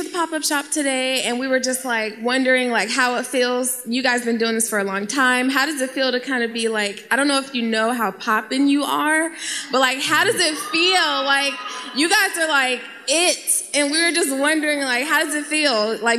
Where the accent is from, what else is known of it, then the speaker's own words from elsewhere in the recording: Oakland, California, United States; now in Las Vegas, United States; I'm from Oakland, but I live in Vegas, and I came back here to come see you.